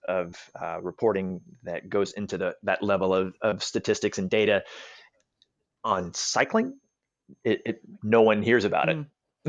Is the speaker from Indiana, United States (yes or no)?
no; Alabama, United States; I was born and raised in Alabama, and I can tell you that the idea of cycling is you might as well sprout a third eyeball and a horn or two or three.